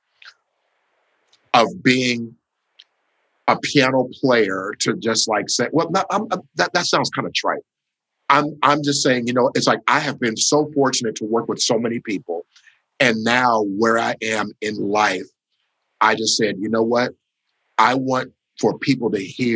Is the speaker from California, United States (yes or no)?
yes; Los Angeles, California, United States; I was born in a little village called Los Angeles, California